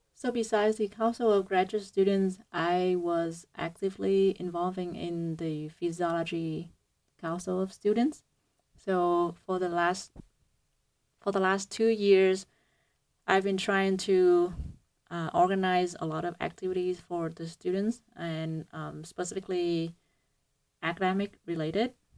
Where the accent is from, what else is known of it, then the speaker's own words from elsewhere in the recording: Vietnam; moved away as an adult; now in United States; I came from Hue University of Medicine and Pharmacy. So it's a, um, it's, it's a university in, um, Vietnam